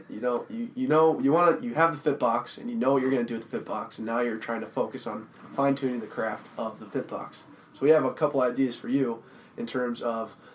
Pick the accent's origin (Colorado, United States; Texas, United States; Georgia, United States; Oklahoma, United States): Colorado, United States; I'm from Colorado.